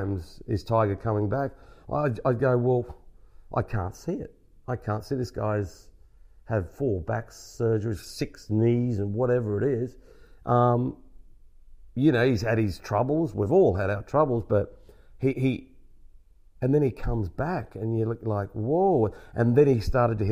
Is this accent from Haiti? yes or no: no; Australia; as an Australian, I don't know if I'm the only Australian to do Ryder Cups